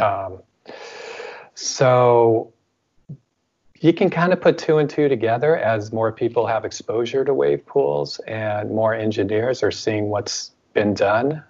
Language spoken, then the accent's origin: English; United States; now in France; speaking as an American